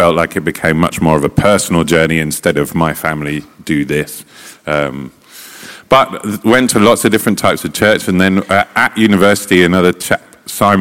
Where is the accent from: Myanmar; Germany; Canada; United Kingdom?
United Kingdom; Stevenage, East of England; also born or lived in London; I was born in London and I grew up in Stevenage in Hertfordshire.